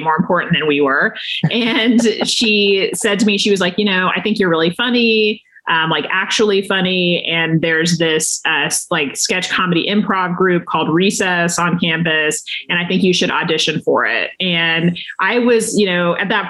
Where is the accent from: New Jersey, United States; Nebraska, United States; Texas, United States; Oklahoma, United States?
Texas, United States; moved away as an adult; also born or lived in Washington, D.C.; I was coming from Texas